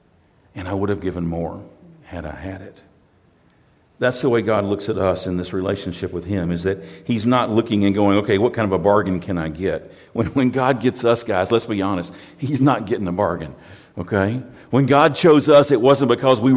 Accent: United States; I'm from America

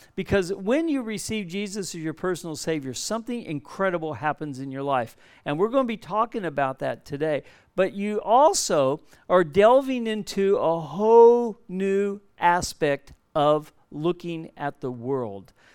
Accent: Southern California, United States; moved away as an adult; now in Perth, Australia; We're from Southern California. We've been living here for over forty years now

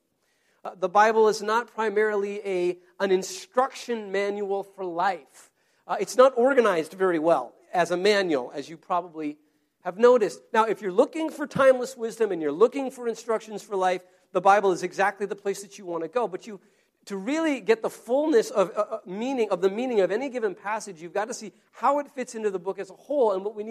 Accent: United States; an American citizen

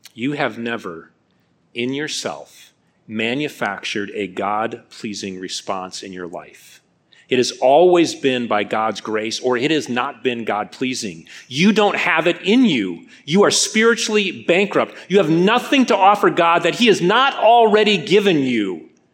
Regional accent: Midwest, United States; moved away as an adult; also born or lived in North Carolina; I'm a Midwestern boy

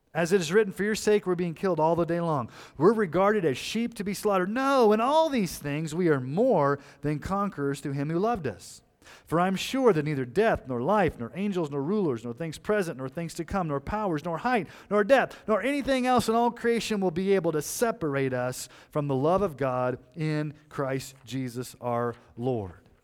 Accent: Colorado Springs, Colorado, United States; I grew up in Colorado Springs.

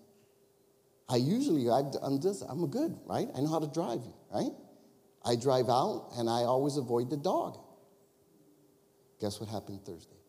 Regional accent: Chicago, Illinois, United States; we're from Chicago area

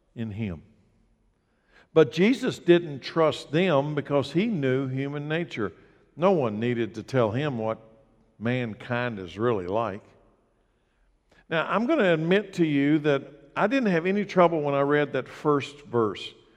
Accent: United States; I grew up in Anderson County

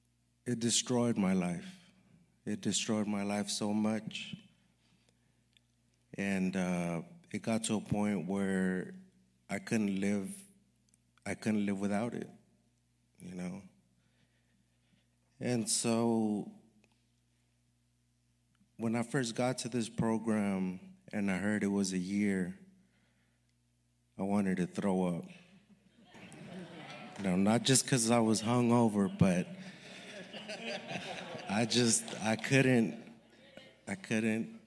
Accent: Los Angeles, California, United States; I'm from Los Angeles, California. I was raised by my single mother

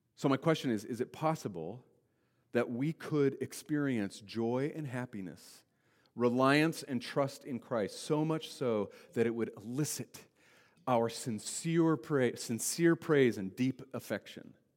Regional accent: Wyoming, United States; I grew up in Wyoming

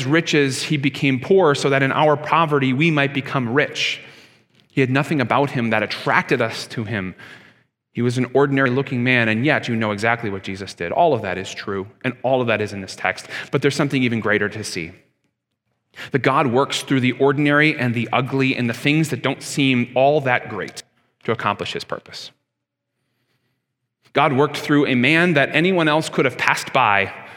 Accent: Canada; I'm a Canadian just as much as you

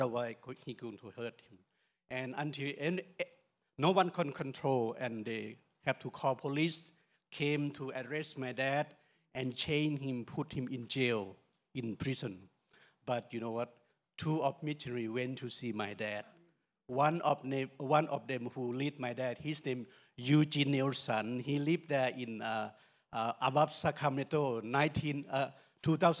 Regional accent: Northern Thailand, Thailand; We are from Lawa tribe in Thailand

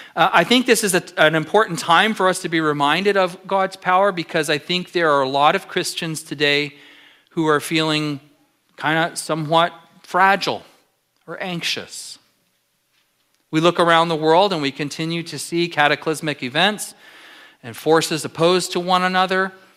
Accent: Southern California, United States; now in Alaska, United States; I'm from Southern California

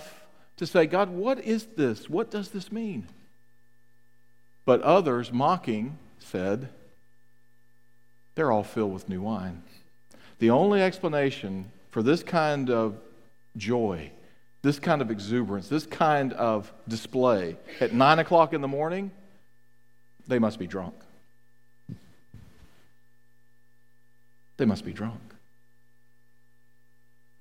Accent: United States; we have as American Christians

